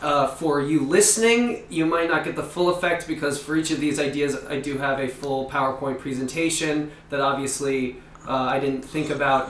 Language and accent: English; New Jersey, United States; also born or lived in Philadelphia; I'm from New Jersey, the great Garden State.